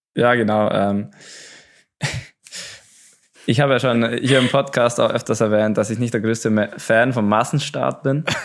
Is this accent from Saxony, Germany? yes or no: no; Oberstdorf, Bavaria, Germany; bei uns in Oberstdorf